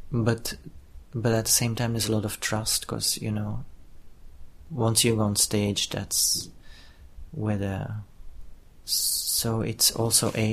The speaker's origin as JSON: {"language": "English", "country": "Israel", "said": "because we come from Israel and we are an Israeli company"}